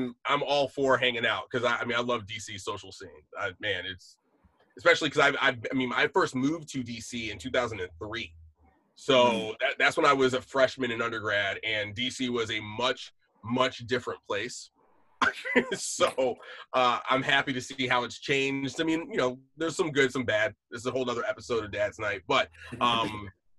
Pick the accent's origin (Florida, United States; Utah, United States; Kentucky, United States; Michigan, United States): Michigan, United States; West Bloomfield; moved away as an adult; also born or lived in Kansas City, Missouri / Washington, D.C.; now in Los Angeles, United States; So I'm originally from southeastern Michigan, just outside Detroit, a little township. So small, it's not even a town, it's a township. Called West Bloomfield.